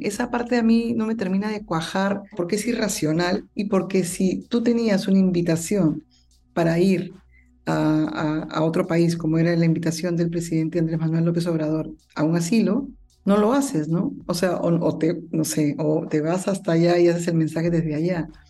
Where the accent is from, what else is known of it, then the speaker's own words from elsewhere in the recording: Peru; en mi país